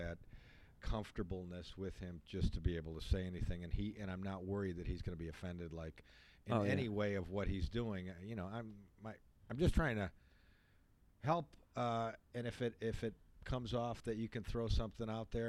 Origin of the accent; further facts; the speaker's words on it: Chicago, Illinois, United States; moved away as an adult; also born or lived in Clearwater, Florida; now in Florida, United States; I'm from Chicago, but I relocated here back in 94, 95.